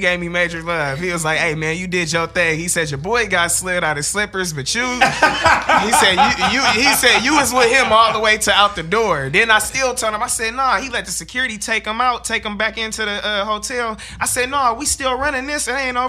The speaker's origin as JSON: {"language": "English", "town": "Inglewood", "region": "California", "country": "United States", "said": "I'm from Inglewood, California. That makes sense. I'm a real life blood out here."}